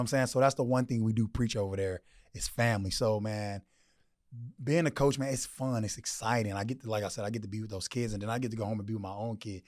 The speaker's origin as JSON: {"language": "English", "region": "Texas", "country": "United States", "moved": "yes", "lives_now": "Arizona, United States", "said": "I'm from Texas"}